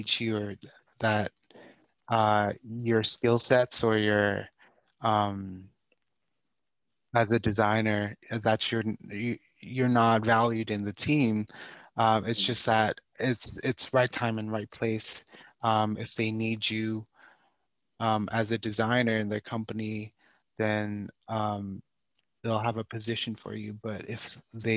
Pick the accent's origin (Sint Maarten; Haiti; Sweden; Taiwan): Taiwan; also born or lived in Vancouver, British Columbia / Rhode Island; now in United States; I grew up in Taiwan